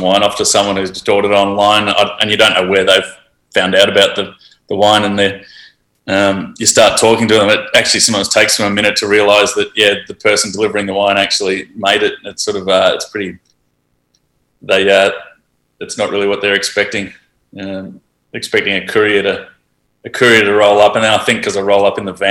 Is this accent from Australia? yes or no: yes; Healesville, Victoria, Australia; I grew up in Hillsville, so that obviously, and my first sort of work in wine was when I was in high school